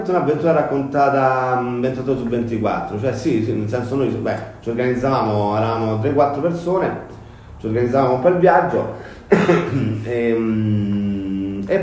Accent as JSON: {"language": "Italian", "town": "Rome", "region": "Lazio", "country": "Italy", "tie": "born or raised there", "said": "Ma io sono nato a San Giovanni, quindi diciamo Roma Sud, insomma, San Giovanni, un po' al centro, però eh, in base c'è uno spirito molto Roma Sud all'Alberone."}